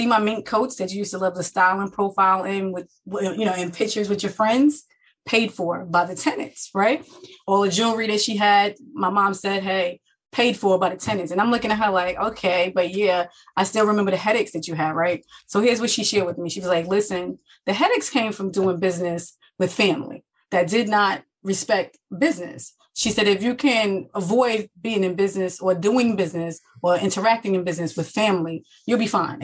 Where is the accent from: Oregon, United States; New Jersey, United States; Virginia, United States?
New Jersey, United States; Jersey City; I am from New Jersey, born and raised in Jersey City, New Jersey